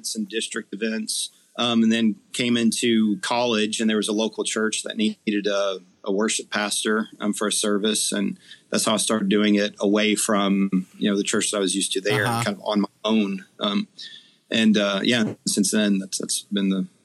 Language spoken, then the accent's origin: English; Eastern Kentucky, United States; Growing up in Eastern Kentucky